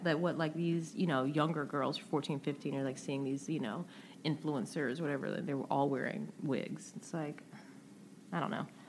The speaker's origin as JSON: {"language": "English", "region": "the South", "country": "United States", "said": "I'm from the South"}